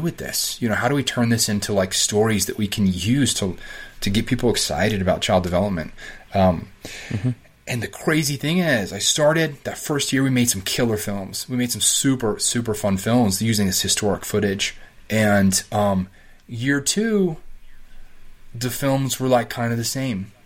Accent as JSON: {"language": "English", "town": "Colorado Springs", "region": "Colorado", "country": "United States", "tie": "born or raised there", "also_born_or_lived": "Denver / Arizona / Virginia", "moved": "as an adult", "said": "I grew up in Colorado Springs"}